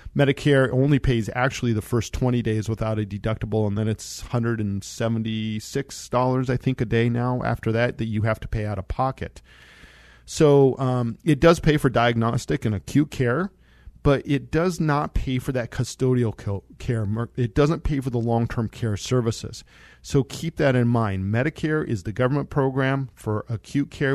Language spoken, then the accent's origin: English; Monte Vista, Colorado, United States; I grew up in Monta Vista, Colorado